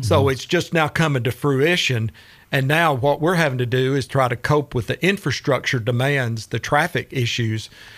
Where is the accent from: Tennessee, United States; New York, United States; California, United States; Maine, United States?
Tennessee, United States; Chattanooga; moved away as an adult; We moved here in 1989 from Chattanooga, where I was raised. Mm. My father was a minister, and so I went to school in Chattanooga and got my college degree at University of Tennessee at Chattanooga.